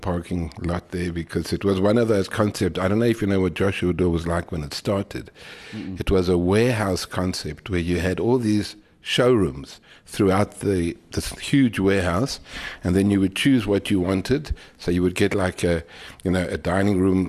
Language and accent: English; Johannesburg, Gauteng, South Africa; also born or lived in Funnabile Park; I was born in Funnabile Park, in 1953, a long time ago, and then moved to Johannesburg when I was about 4 years old